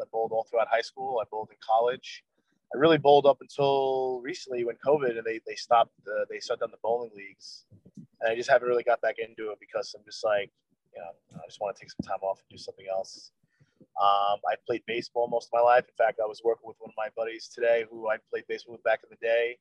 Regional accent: Levittown, New York, United States; also born or lived in Long Beach, New York; I grew up in Levittown on Long Island, right in the middle of Long Island.

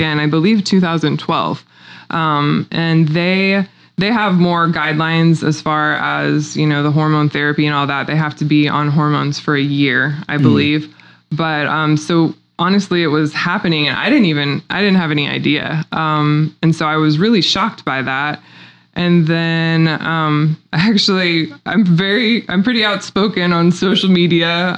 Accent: Republic, Missouri, United States; I'm a native Missourian. I grew up in Republic, Missouri, graduated there.

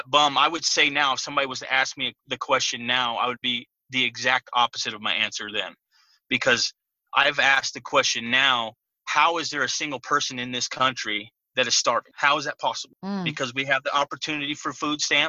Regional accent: California, United States; I grew up in California

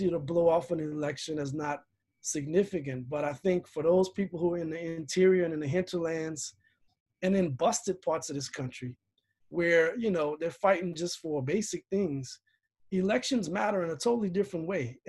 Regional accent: Louisiana, United States; moved away as an adult; now in Chicago, United States; I grew up in Louisiana, became politicized in the late 80s and 90s as a teenager and a 20-something.

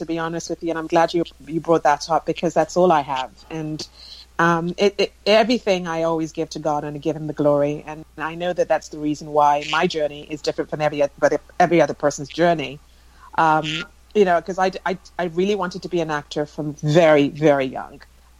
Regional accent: England, United Kingdom; But I basically did a lot of my growing up in England and all my education, my undergraduate, my master's, and worked for a little bit after university as well.

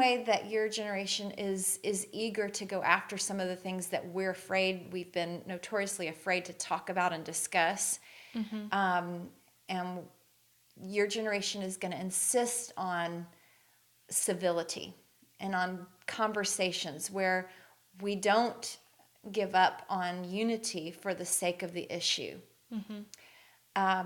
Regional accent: the South, United States; moved away as an adult; the way I was raised in the South, was obviously very conservative

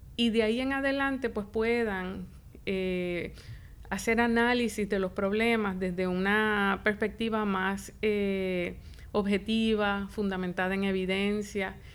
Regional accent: Isabela, Puerto Rico; also born or lived in Río Piedras, Puerto Rico / Chicago, United States; nací, me crié en Isabela Estudié en las escuelas públicas de Isabela.

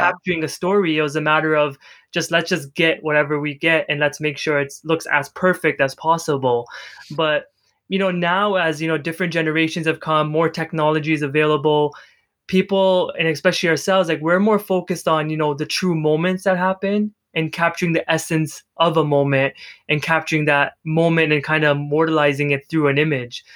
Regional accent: Canada; I'm from Canada

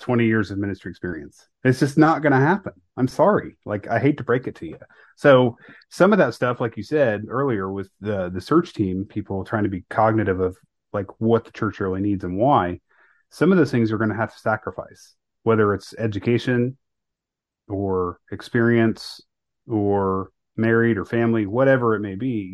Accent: Northeast Ohio, United States; grew up in Northeast Ohio. I went to high school in Northeast Ohio

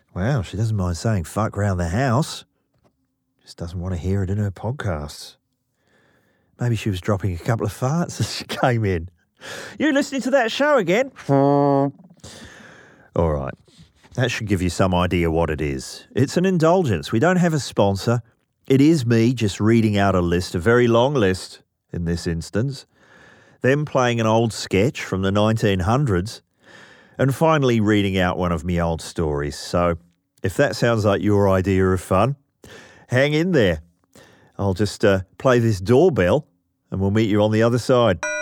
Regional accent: New Zealand; I'm from New Zealand.

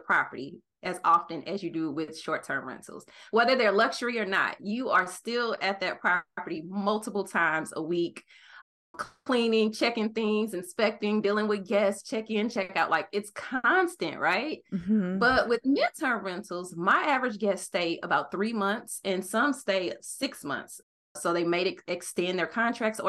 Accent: St. Louis, Missouri, United States; moved away; also born or lived in Arizona; I decided to move back to my hometown of St. Louis, Missouri

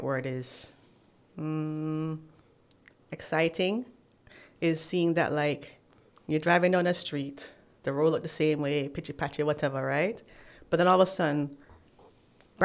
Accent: Jamaica; moved away as an adult; now in United States; I'm home. I'm so happy to be home

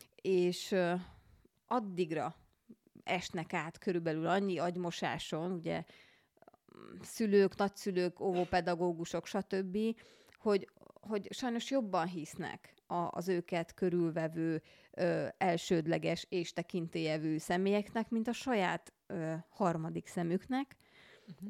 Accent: Budapest, Hungary; a Mirtus utcában, ahol felnőttem zuglóban

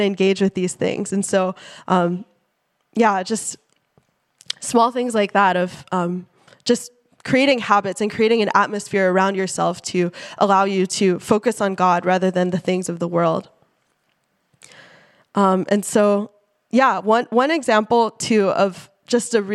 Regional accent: Silicon Valley, California, United States; I grew up in the Silicon Valley

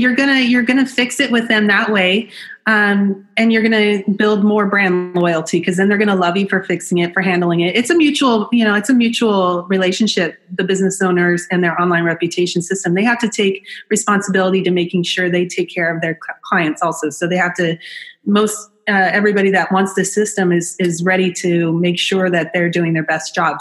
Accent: Orange County, California, United States; I'm from Orange County

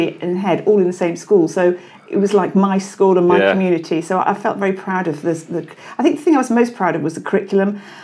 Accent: Wales, United Kingdom; I'm Welsh, actually

